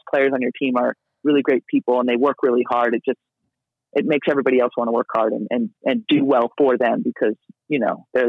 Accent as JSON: {"language": "English", "region": "Ohio", "country": "United States", "moved": "yes", "lives_now": "Australia", "said": "I love being from Ohio, and I love, you know, my family. My whole family still lives over there, but I love being from Ohio, not, you know, necessarily living in Ohio"}